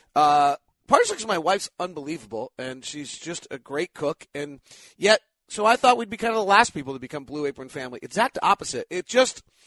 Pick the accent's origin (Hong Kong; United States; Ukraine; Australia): United States; Menlo Park, California; Menlo Park, which is exactly where I grew up